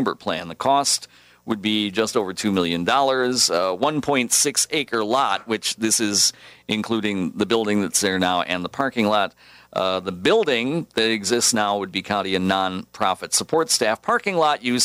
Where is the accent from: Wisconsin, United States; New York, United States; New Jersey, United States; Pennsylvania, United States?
Wisconsin, United States; Prairie du Chien; now in La Crosse, United States; Prairie du Chien, my hometown